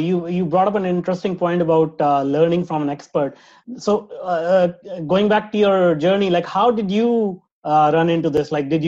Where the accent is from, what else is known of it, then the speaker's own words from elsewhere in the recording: India; moved away; I grew up in India